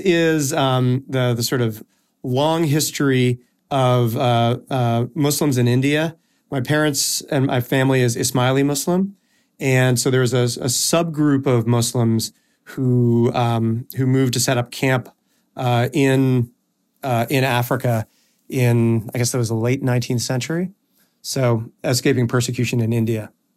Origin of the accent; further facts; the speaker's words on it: Toronto, Ontario, Canada; moved away as an adult; also born or lived in United States; I am from Toronto, Canada. That is where I was born, um, and I lived there through high school.